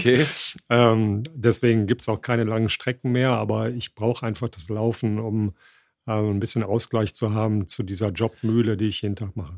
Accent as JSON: {"language": "German", "town": "Düsseldorf", "region": "North Rhine-Westphalia", "country": "Germany", "tie": "born or raised there", "also_born_or_lived": "Hilden", "moved": "as an adult", "lives_now": "Bottrop, Germany", "said": "wirklich nur geboren, aufgewachsen in so einem Vorort von Düsseldorf"}